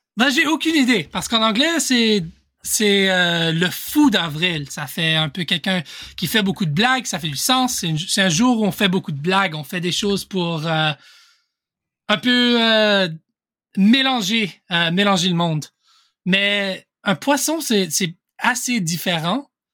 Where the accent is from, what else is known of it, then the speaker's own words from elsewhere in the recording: Ontario, Canada; accent: mix of Canadian French and French French; Mais j'ai j'ai vécu toute ma vie au Canada. J'ai fait une, mon éducation à une école en français au Canada, en Ontario. Et donc, euh, mon accent, c'est un mélange de, de, français canadien avec euh, du français français aussi